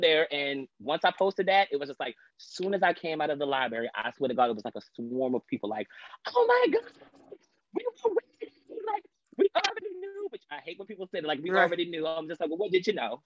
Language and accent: English; Long Island, New York, United States; I'm from Long Island, New York, uh, born and raised in New York